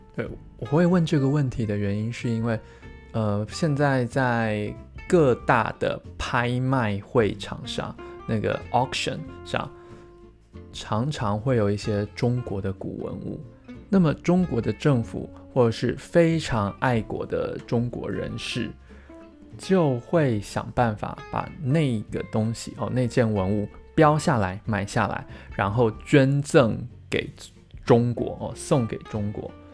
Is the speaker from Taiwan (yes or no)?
yes; Taiwan; 我在台湾出生长大